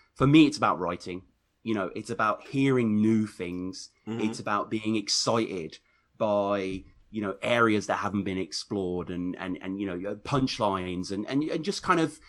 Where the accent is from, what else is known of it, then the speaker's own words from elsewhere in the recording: United Kingdom; I'm a British guy on Black Compass.